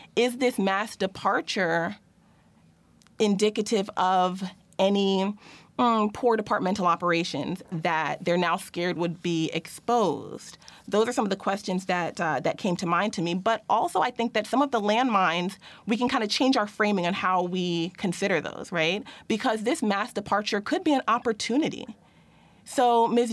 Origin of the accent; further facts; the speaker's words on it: Plainfield, New Jersey, United States; my hometown of Plainfield, New Jersey